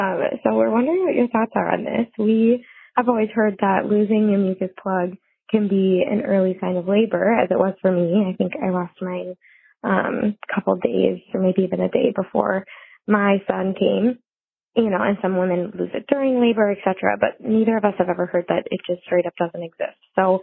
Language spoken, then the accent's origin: English; Madison, Wisconsin, United States; I'm from Madison, Wisconsin.